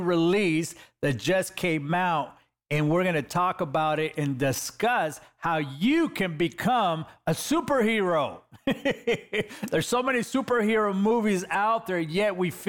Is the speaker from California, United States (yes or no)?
yes; Los Angeles, California, United States; I'm a kid from East LA, California.